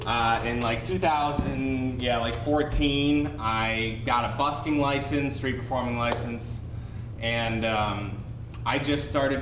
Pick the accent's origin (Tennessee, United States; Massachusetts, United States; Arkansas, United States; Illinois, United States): Illinois, United States; Long Grove; I'm from Long Grove, which is a suburb just a little bit north of here. And I grew up there